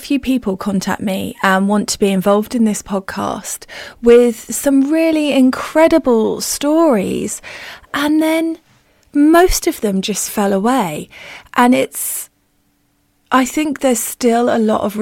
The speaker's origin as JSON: {"language": "English", "country": "United Kingdom", "said": "we're good British people"}